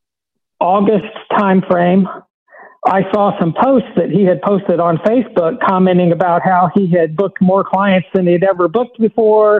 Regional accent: South Central Missouri, United States; growing up in South Central Missouri

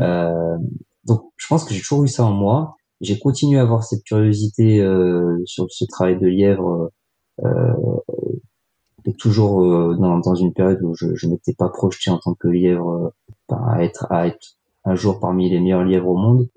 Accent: Grenoble, Auvergne-Rhône-Alpes, France; je suis grenoblois d'origine

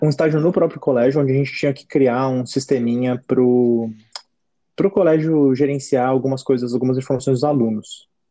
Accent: Jundiaí, São Paulo, Brazil; de Jundiaí, minha cidade natal, onde eu estava nessa época

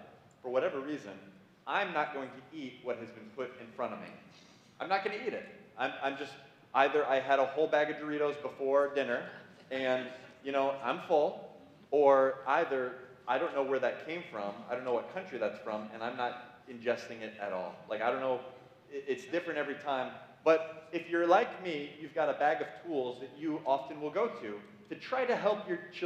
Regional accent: Illinois, United States; moved away as an adult; now in Michigan, United States; I'm not from Michigan. I'm from Illinois, and I've lived here for 6 years

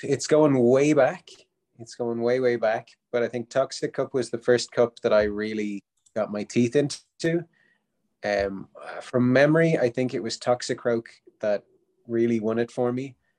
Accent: Dublin, Leinster, Ireland; I'm from Dublin, Ireland

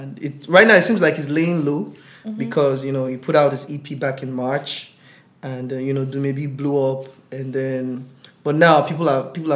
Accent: Nigeria; growing up in Nigeria back then

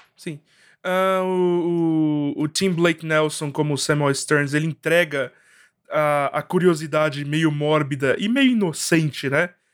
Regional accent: Brazil; minha vivência como brasileiro e como estudante de direito

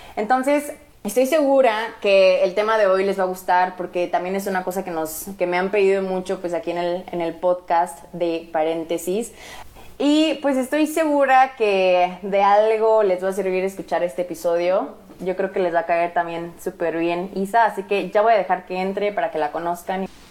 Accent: Morelia, Michoacán, Mexico; yo crecí en Morelia

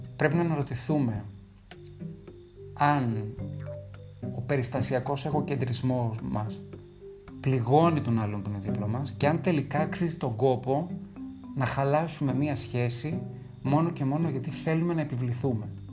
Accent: Greece; ένιωσα περήφανος που είμαι Έλληνας

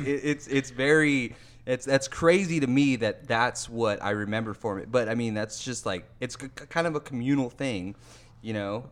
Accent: West Covina, California, United States; moved away; my hometown spot, Classic Burger in West Covina, California

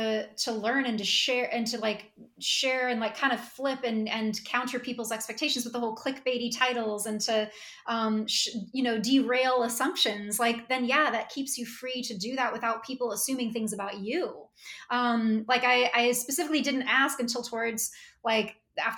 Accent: Australia; Well, I can't be Australian, because I'm Australian.

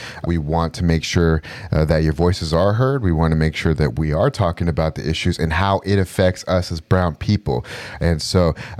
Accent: Southern California, United States; I'm a fourth generation Mexican American, and I was born and raised in Southern California.

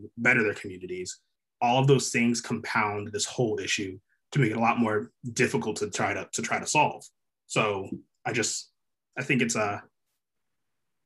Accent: Connecticut, United States; I grew up in Connecticut, a very, very white neighborhood, went to a predominantly white school

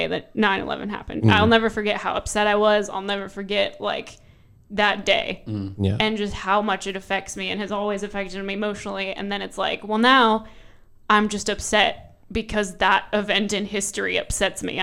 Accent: United States; As the American on this panel

